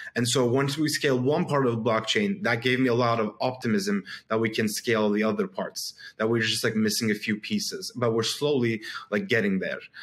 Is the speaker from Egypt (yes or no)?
no; Istanbul, Turkey; I'm from Istanbul, Turkey